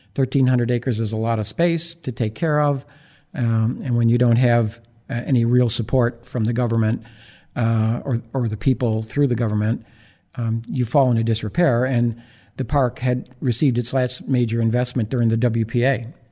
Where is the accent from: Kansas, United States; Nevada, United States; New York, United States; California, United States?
New York, United States; Buffalo; moved away as an adult; also born or lived in Iowa / Baltimore; now in New Orleans, United States; my hometown of Buffalo, New York